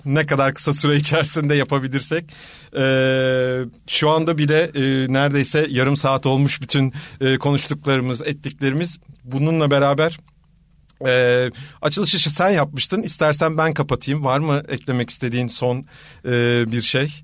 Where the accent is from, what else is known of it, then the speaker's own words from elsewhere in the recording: Istanbul, Turkey; moved away as an adult; now in Ankara, Turkey; ben bir İstanbulluyum aslen